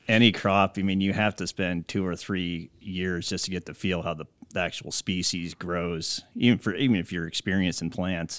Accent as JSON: {"language": "English", "region": "Iowa", "country": "United States", "tie": "born or raised there", "also_born_or_lived": "California", "moved": "as an adult", "said": "I'm originally from Iowa, so I grew up on a corn, soybean, hog farm there"}